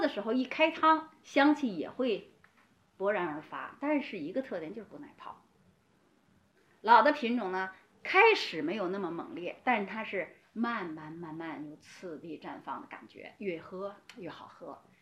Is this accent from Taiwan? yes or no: no; China; 我们中国人